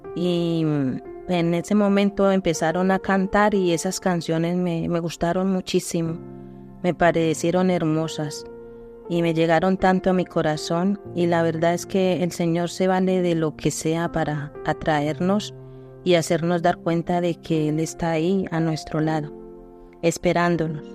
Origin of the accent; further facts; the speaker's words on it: Colombia; Soy de Colombia